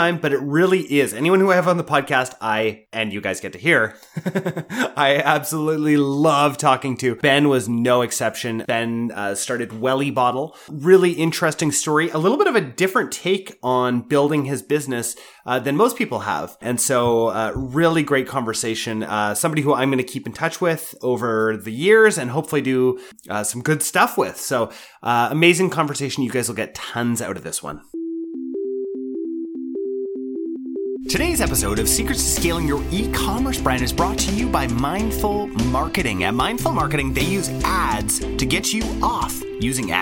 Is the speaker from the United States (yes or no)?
no; Canada; I'm Canadian